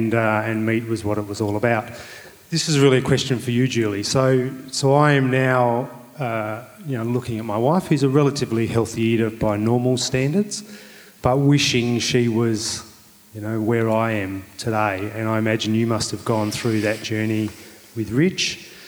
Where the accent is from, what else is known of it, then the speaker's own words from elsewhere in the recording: Adelaide, South Australia, Australia; So I was on the phone to my wife, who's in Adelaide. I'm from Adelaide, tonight